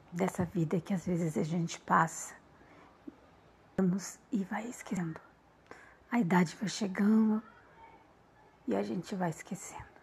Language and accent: Portuguese; Porto Alegre, Rio Grande do Sul, Brazil; born there; eu posso dizer que tudo começou em Porto Alegre, no ano de 1967, onde eu nasci.